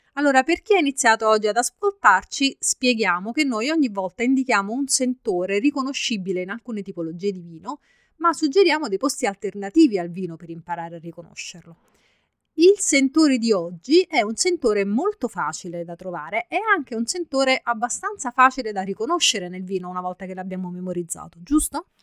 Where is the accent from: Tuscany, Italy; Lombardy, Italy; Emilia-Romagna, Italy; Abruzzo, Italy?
Abruzzo, Italy; sono abruzzese